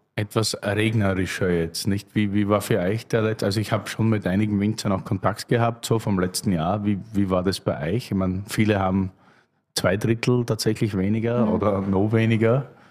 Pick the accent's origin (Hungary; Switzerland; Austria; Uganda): Austria; Hartberg, Styria; now in Berlin, Germany; wo ich herkomme, aus Hartberg, haben wir einen Ringkogel quasi